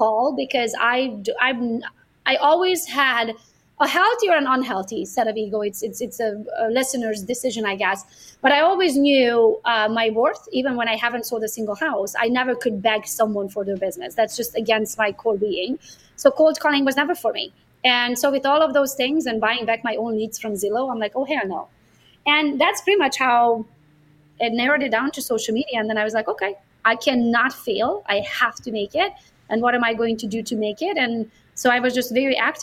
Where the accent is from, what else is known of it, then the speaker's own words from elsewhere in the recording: Transylvania, Romania; English is a second language; moved away as an adult; now in Michigan, United States; I'm Hungarian by nationality. I was born in Transylvania, Romania. I moved to the U.S. all by myself when I was 21.